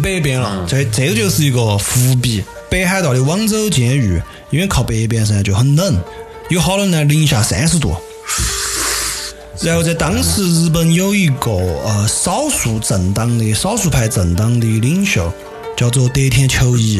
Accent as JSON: {"language": "Chinese", "region": "Sichuan", "country": "China", "accent": "Sichuanese", "said": "我们四川话"}